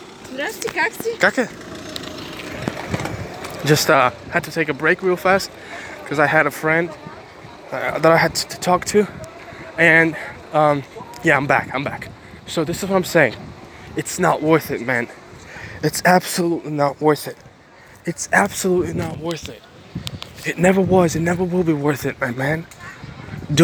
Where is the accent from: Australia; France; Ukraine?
Ukraine; English is a second language; now in Bulgaria; I'm from Ukraine, live in Bulgaria.